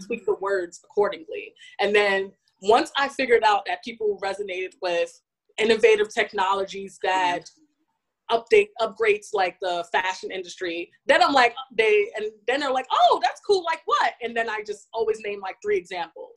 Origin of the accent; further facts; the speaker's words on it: New York City, New York, United States; born and raised in New York City, specifically Bronx